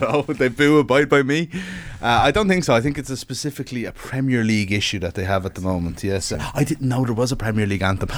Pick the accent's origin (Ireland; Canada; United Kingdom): Ireland; being an Irish sports fan all your life